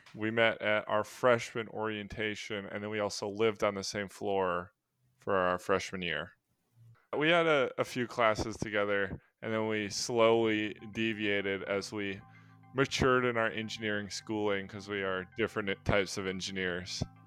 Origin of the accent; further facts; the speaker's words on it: Milwaukee, Wisconsin, United States; we're all from the Milwaukee area